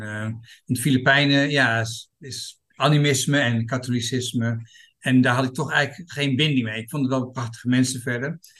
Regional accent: Groningen, Netherlands; moved away as an adult; also born or lived in England; now in Thailand; ik ben eh, geboren en getogen eh, stadje, dus eh, Groningen.

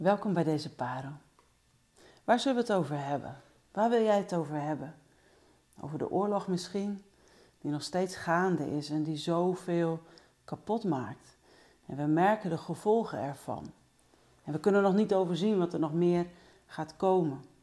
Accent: Netherlands

